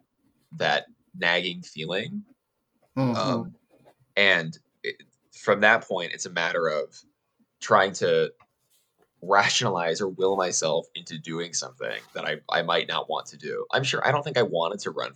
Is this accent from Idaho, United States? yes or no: yes; Idaho, United States; moved away as an adult; also born or lived in Southern California; I'm originally from Idaho